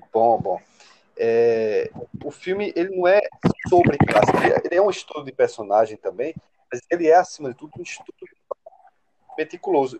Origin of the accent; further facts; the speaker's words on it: interior of Pernambuco, Brazil; moved away as an adult; now in Recife, Brazil; sou do interior de Pernambuco, uma cidade de 20 mil habitantes, que eu estou justamente aqui hoje